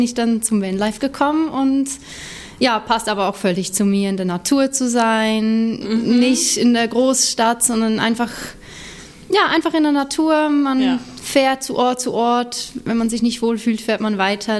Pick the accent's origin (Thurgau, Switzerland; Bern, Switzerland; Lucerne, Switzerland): Lucerne, Switzerland; near; moved away as an adult; now in Hamburg, Germany; Ich bin in der Nähe von Luzern aufgewachsen